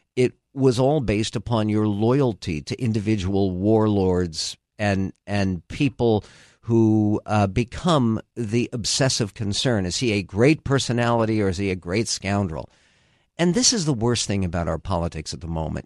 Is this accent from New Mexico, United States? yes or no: no; San Diego, California, United States; also born or lived in Philadelphia / Los Angeles; I grew up in San Diego